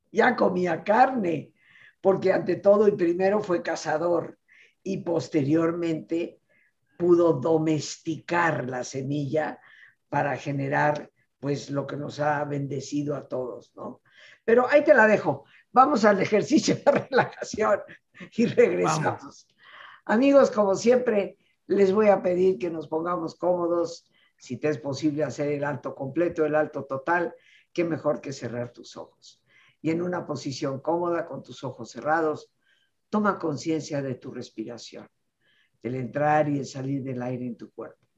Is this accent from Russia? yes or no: no; Yucatán, Mexico; Y bueno, cochinita pibil, pues es de mi tierra.